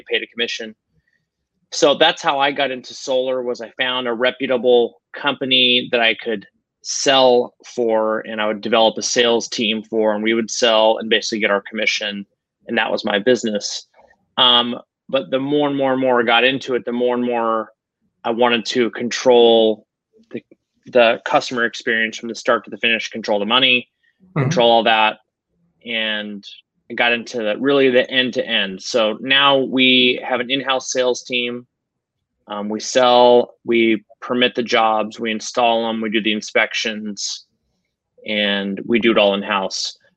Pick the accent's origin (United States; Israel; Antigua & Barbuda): United States; Spokane, Washington; my hometown is, Spokane, Washington